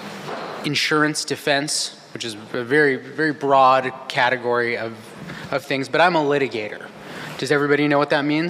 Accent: Santa Cruz, California, United States; moved away as an adult; also born or lived in San Francisco, California; now in Los Angeles, United States; I'm from Santa Cruz, California.

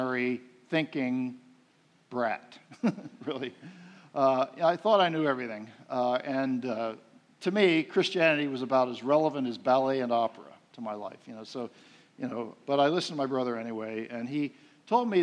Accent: outside of Philadelphia, Pennsylvania, United States; moved away; I grew up outside of Philadelphia, the city of brotherly shove, I called it

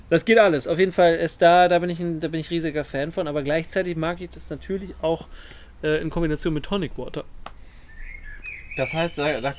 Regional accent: North Rhine-Westphalia, Germany; ich komme ja aus dem Ruhrgebiet, da sagt man ja immer Oma und Opa.

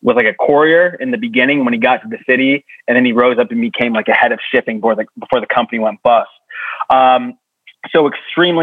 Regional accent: Long Island, New York, United States; I grew up on Long Island

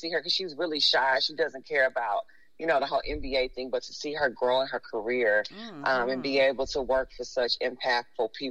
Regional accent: Memphis, Tennessee, United States; I am from Whitehaven

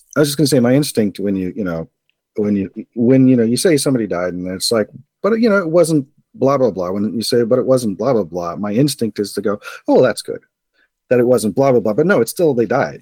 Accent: Arcata, California, United States; I'm from Arcata

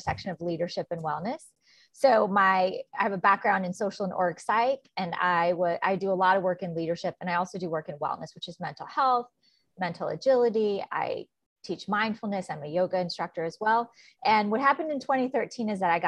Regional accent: New York, United States; I'm from New York. So I did a lot of traveling back and forth.

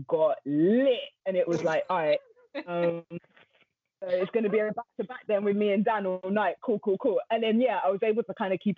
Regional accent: London, United Kingdom; from London, North London specifically, you know, grew up around music

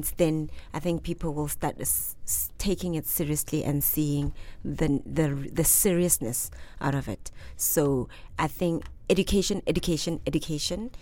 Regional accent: South Africa; I'm from South Africa

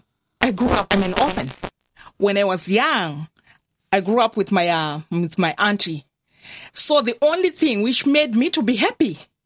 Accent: Zimbabwe; moved away as an adult; also born or lived in Cork, Ireland; now in Ireland; I grew up in Zimbabwe, I was born in Zimbabwe, grew up in Zimbabwe.

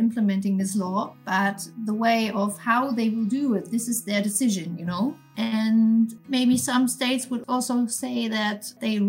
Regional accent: Berlin, Germany; I'm from Berlin and I'm working for a fintech company

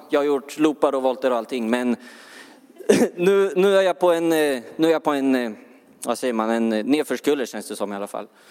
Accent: Örebro, Örebro County, Sweden; jag, jag är från Örebro.

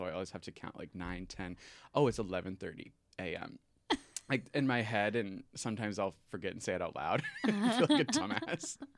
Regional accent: Maryland, United States; moved away as an adult; now in Chicago, United States; They met at Purdue University and then found their way to Maryland, where I was raised.

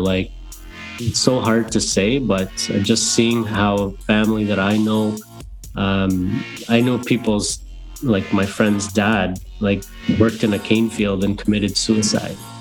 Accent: Guyana; now in Canada; growing up in Guyana, it was a very simple life

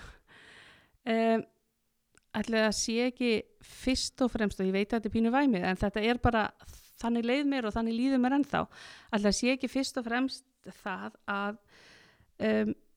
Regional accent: Akureyri, Northeastern Region, Iceland; ég er akureyningur og er alin upp í skarst í 40D

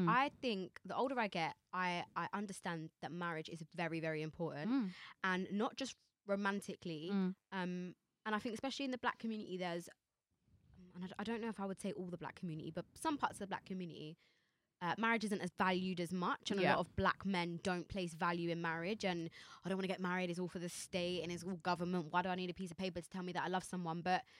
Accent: Jamaica; I'm Jamaican

